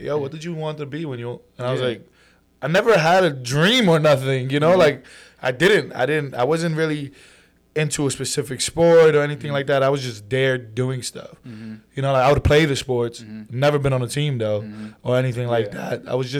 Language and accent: English; Brooklyn, New York, United States; also born or lived in New Jersey; So, I was born in Brooklyn, raised somewhat over there. Mm-hmm. We ended up moving to Jersey. I went through like first to third grade over there. And then we moved back to Brooklyn.